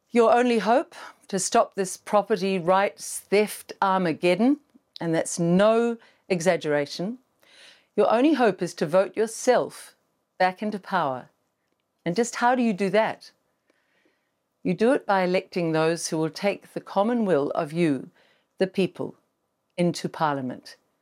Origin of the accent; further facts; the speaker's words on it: New Zealand; our broken country